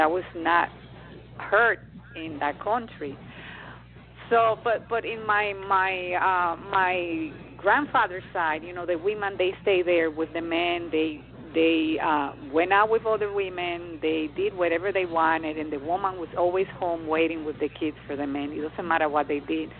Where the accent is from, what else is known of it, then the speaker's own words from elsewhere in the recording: Dominican Republic; I come from the Dominican Republic